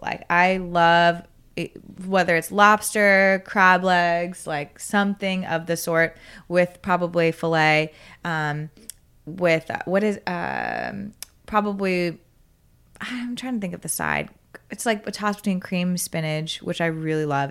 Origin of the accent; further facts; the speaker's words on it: South Florida, United States; now in Austin, United States; I go home and I'm from South Florida